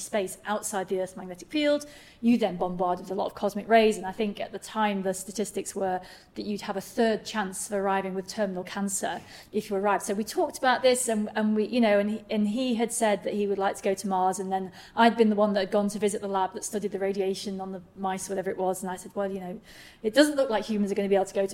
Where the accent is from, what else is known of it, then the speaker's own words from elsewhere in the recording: Manchester, North West England, United Kingdom; I grew up in Manchester